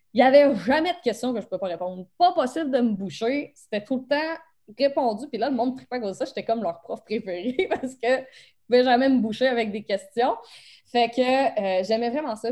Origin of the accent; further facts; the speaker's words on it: Beauce, Quebec, Canada; accent: Beauce accent; mon accent de la bosse